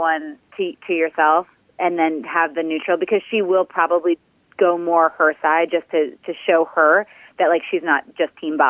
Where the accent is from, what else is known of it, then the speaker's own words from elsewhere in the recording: 40 minutes northeast of Detroit, Michigan, United States; now in Nashville, United States; I was born in Detroit, but I can't say I'm from Detroit, even though I like to give me like some street cred, but I'm from 40 minutes northeast.